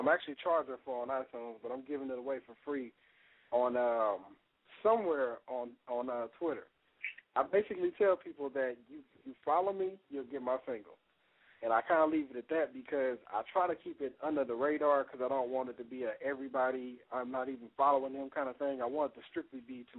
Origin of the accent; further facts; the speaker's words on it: Fort Worth, Texas, United States; I'm from Texas